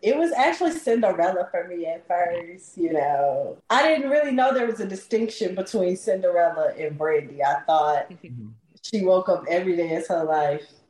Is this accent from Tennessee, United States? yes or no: yes; Memphis, Tennessee, United States; originally from the most beautiful land in the world, Memphis, Tennessee